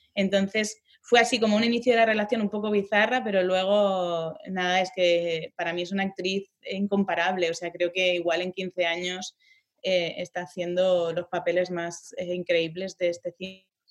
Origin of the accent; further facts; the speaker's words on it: Ripollet, Catalonia, Spain; yo soy de Ripollet, que está a diez minutos de Barcelona